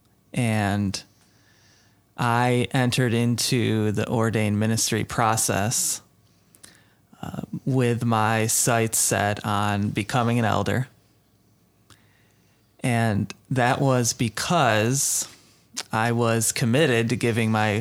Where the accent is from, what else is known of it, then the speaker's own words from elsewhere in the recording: Western New York, United States; moved away as an adult; I was born and raised in Western New York. I was in Western New York